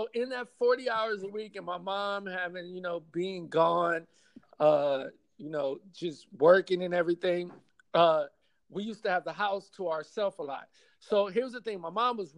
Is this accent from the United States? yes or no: yes; New Orleans, Louisiana, United States; now in Los Angeles, United States; I'm from New Orleans originally